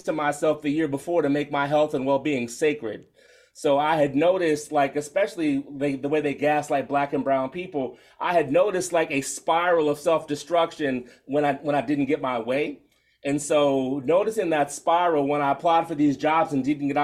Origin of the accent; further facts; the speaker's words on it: DC Metro, Maryland, United States; I grew up in Maryland, DC Metro, so DMV all the way